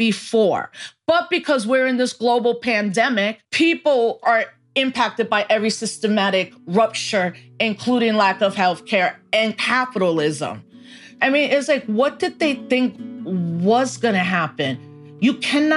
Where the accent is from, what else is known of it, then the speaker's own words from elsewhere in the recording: New York City, New York, United States; I was born in the Bronx while the Bronx was burning